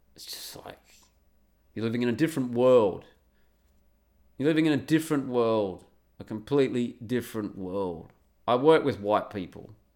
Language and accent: English; Australia; I'm an Aussie